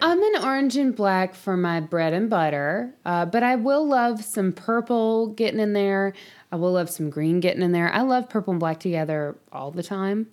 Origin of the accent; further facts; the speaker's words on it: the South, United States; we grew up in the South